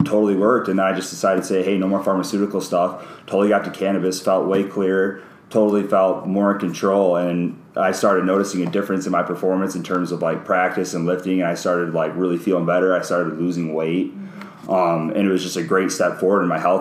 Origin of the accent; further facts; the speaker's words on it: Michigan, United States; moved away; I'm originally from Michigan.